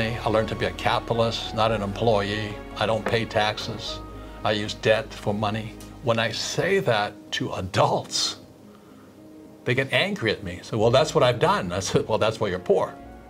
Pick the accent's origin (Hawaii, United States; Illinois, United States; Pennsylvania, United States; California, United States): Hawaii, United States; when I was 9 years old, growing up in Hawaii